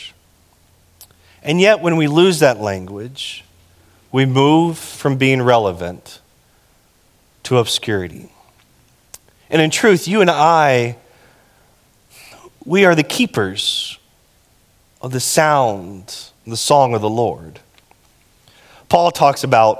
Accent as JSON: {"language": "English", "region": "Texas", "country": "United States", "said": "I'm from Texas, and we don't do good with metaphors"}